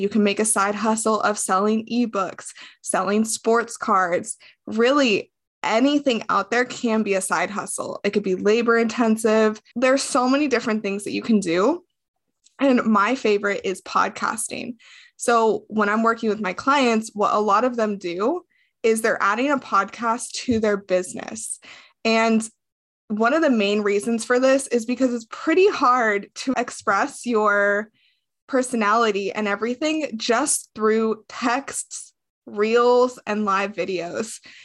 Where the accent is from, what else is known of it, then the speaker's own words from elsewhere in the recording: Las Vegas, Nevada, United States; moved away as an adult; I grew up in Las Vegas, Nevada. I lived there up until I was twenty-three years old